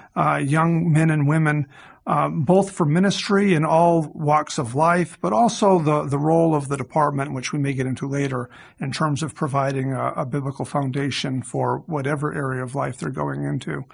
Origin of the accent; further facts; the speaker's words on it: Massachusetts, United States; I grew up in Massachusetts